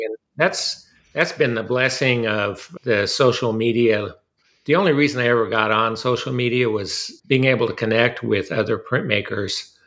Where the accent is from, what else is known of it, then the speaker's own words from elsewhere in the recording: Southern California, United States; moved away as an adult; now in Austin, United States; I was born and raised in Southern California